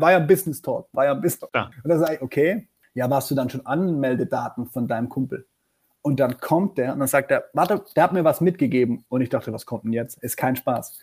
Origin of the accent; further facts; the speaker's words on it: Black Forest, at the foot of the Feldberg, Baden-Württemberg, Germany; ich komme aus dem Schwarzwald. Ich bin geboren ja. am Fuße des Feldbergs. Das ist so ein bisschen südöstlicher von Freiburg.